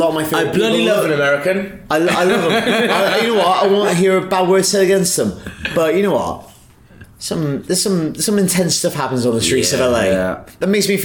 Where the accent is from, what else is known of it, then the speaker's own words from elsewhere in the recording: United Kingdom; and we're British.